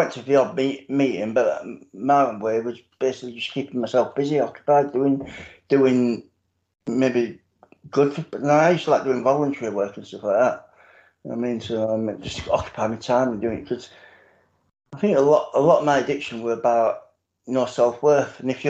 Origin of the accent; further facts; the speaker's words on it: Sheffield, Yorkshire and the Humber, United Kingdom; So I don't support either team anyway. I'm from Sheffield.